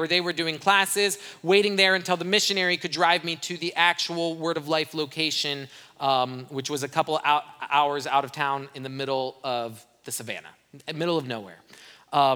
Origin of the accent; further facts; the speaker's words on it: Brazil; now in United States; I grew up in Brazil. I'm fluent in Portuguese. When I left Brazil, I didn't have an accent